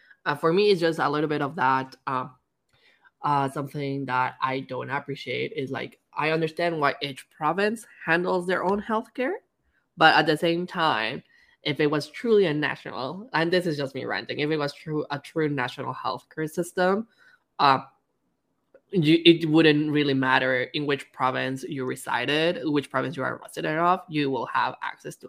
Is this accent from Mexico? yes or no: yes; Mexico; I'm Mexican, so of course I have deeper roots there